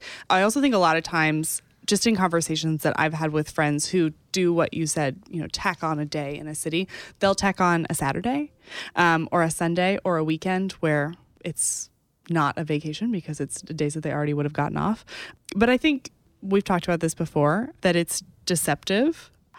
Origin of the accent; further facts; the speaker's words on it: Texas, United States; I'm from Texas.